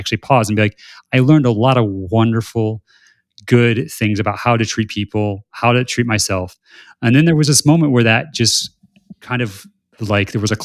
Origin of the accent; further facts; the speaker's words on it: South Bend, Indiana, United States; I'm from South Bend, Indiana